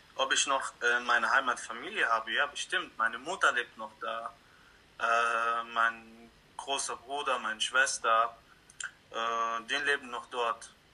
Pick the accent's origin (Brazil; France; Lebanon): Lebanon; now in Germany; Ich wurde im Libanon geboren